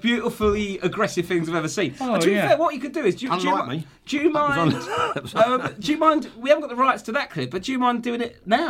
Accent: London, United Kingdom; I'm from South East London, not Basildon.

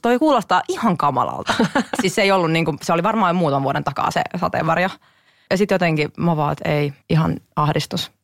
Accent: Kotka, Kymenlaakso, Finland; me tultiin aina Hesaa oikeasti Kotkasta itikseen shoppailemaan

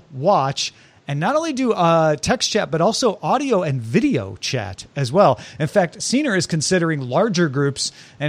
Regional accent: Greenville, Illinois, United States; moved away; where I grew up in Greenville, Illinois

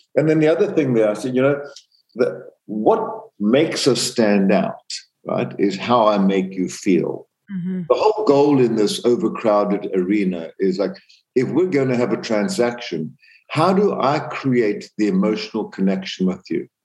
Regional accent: Zambia; born or raised there; moved away; also born or lived in South Africa

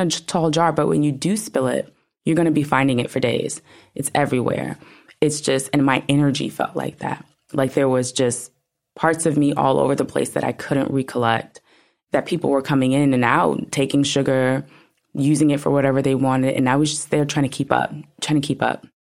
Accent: New York, United States; I'm from New York

